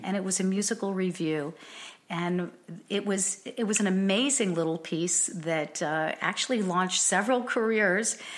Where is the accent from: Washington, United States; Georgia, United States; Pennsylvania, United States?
Pennsylvania, United States; Dallas; moved away as an adult; also born or lived in Miami, Florida / New York; now in Los Angeles, United States; growing up in Pennsylvania